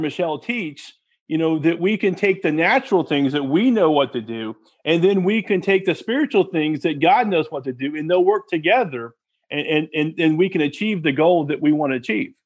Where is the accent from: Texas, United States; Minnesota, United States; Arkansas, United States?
Texas, United States; my parents, um, we're from Texas